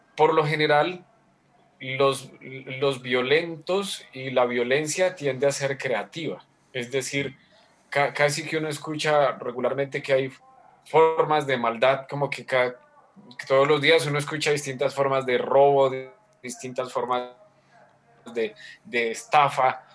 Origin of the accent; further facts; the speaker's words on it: Colombia; soy colombiano